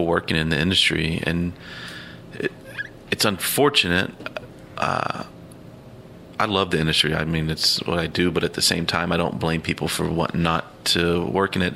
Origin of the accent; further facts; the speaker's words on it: outside New Orleans, Louisiana, United States; now in Columbus, United States; I grew up outside New Orleans